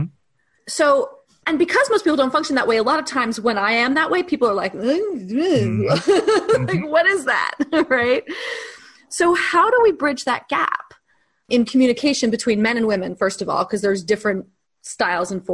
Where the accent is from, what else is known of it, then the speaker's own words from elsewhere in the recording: New York, United States; we're both from New York